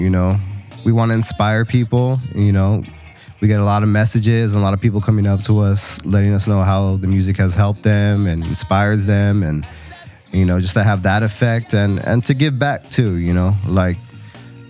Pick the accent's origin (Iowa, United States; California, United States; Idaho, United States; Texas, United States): California, United States; San Diego; my hometown in Petco Park